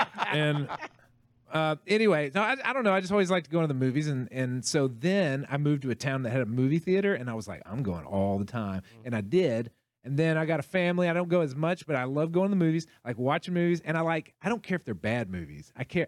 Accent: Abilene, Texas, United States; moved away; Where I grew up in like outside Abilene in the middle of nowhere.

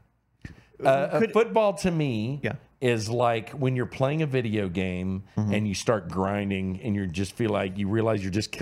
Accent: Houston, Texas, United States; I grew up in Houston

